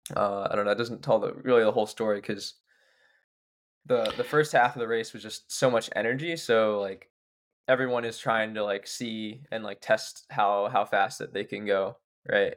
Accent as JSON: {"language": "English", "town": "Pittsburgh", "region": "Pennsylvania", "country": "United States", "moved": "yes", "lives_now": "Somerville, United States", "said": "I'm from Pittsburgh"}